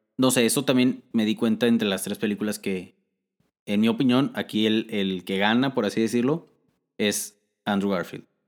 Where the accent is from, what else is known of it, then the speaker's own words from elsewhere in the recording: Mexico; nosotros somos de México